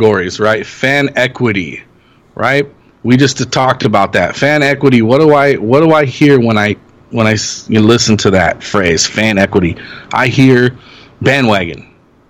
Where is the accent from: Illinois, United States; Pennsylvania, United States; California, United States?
California, United States; Los Angeles; growing up in Los Angeles